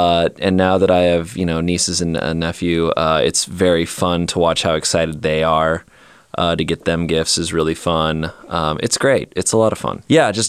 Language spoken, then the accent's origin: English; Phoenix, Arizona, United States; Phoenix, show up. My hometown.